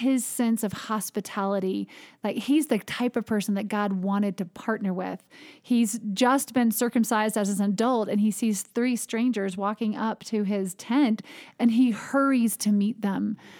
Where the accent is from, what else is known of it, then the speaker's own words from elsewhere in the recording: the South, United States; I think that as a Southerner, sometimes we take hospitality for granted